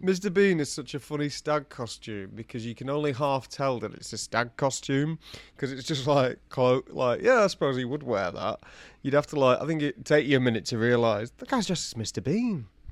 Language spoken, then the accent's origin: English; United Kingdom; that's Spanish I'm speaking, but I'm not Spanish. I'm British